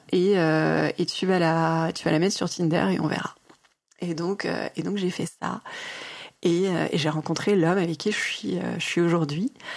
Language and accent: French; Mulhouse, Grand Est, France; now in Paris, France; je suis née à Mulhouse, en Alsace.